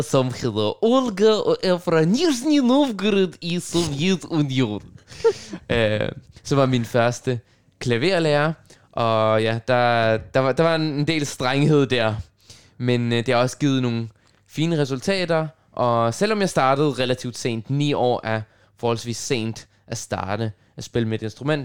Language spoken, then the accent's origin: Danish; Copenhagen, Capital Region of Denmark, Denmark; first language Russian and Arabic; Danish is a second language; jeg er født og opvokset på Nørrebro i København